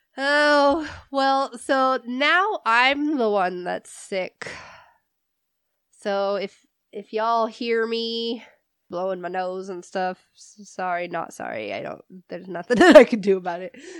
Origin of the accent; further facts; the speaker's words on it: Indiana, United States; moved away as an adult; also born or lived in California; now in New Mexico, United States; I was born in California. I grew up in Indiana, and now I'm living in New Mexico